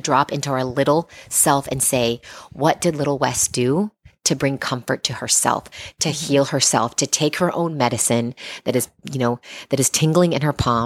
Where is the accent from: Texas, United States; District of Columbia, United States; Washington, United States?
Washington, United States; Seattle; moved away; I grew up in Seattle